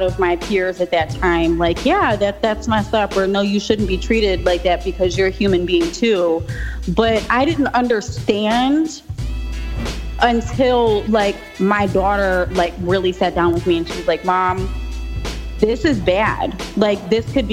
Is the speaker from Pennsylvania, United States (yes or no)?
yes; Pittsburgh, Pennsylvania, United States; also born or lived in Buffalo, New York; I grew up in the west side of Pittsburgh. I went to Langley High School.